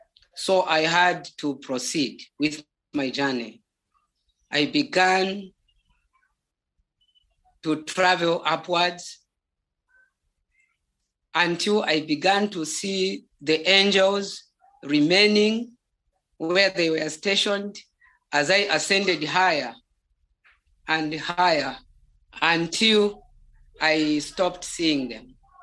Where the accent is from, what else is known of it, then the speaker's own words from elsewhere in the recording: Zambia; first language Bemba; English is a second language; There is a language we call Bemba. That is my mother tongue.